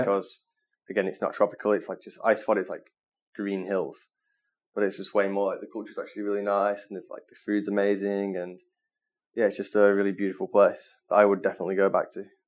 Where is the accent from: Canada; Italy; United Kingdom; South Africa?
United Kingdom; Manchester, North West England; moved away as an adult; now in Bali, Indonesia